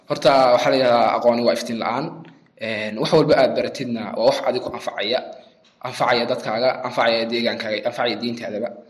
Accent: Sool, Somalia

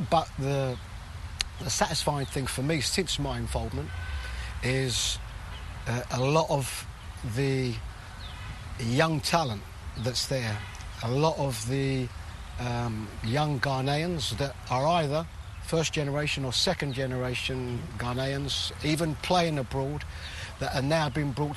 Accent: London, United Kingdom; I was born and brought up in London, England

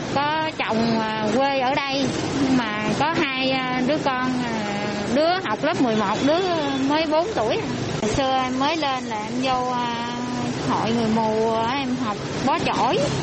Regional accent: Tam Nông district, Đồng Tháp, Vietnam; moved away as an adult; now in Bình Dương, Vietnam; quê, quê em ở huyện Tam Nông, tỉnh Đồng Tháp. Rồi em lên Bình Dương khoảng 15 năm rồi.

